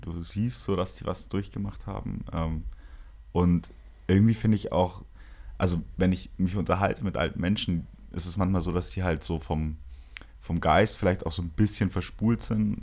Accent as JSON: {"language": "German", "town": "Nuremberg", "region": "Bavaria", "country": "Germany", "said": "bei uns in Nürnberg"}